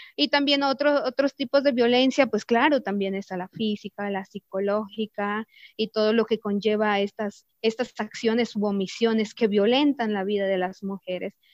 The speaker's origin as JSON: {"language": "Spanish", "region": "Chiapas", "country": "Mexico", "said": "soy del estado de Chiapas, mujer maya tzeltal"}